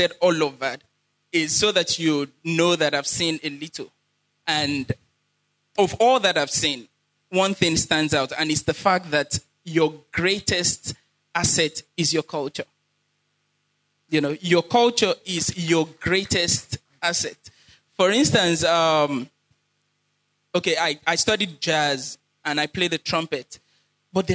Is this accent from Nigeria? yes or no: yes; Badagry, Lagos, Nigeria; moved away as an adult; also born or lived in Cape Town, South Africa; I'm from Badagry, Boyoko Quarters.